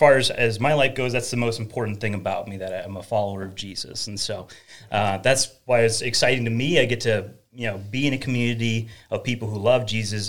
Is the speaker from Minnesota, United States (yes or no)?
yes; Crookston, Minnesota, United States; accent: northern; moved away as an adult; also born or lived in St. Bonifacius, Minnesota; now in Buffalo, United States; I grew up in Crookston, Minnesota, which is up in the corner of the state there, and you might hear a little bit of that northern accent, I suppose.